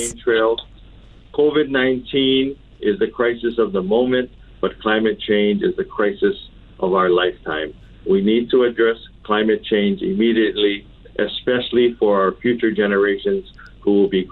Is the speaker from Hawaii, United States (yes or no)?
yes; Oahu, Hawaii, United States; I was born and raised on Oahu. I've lived here my entire life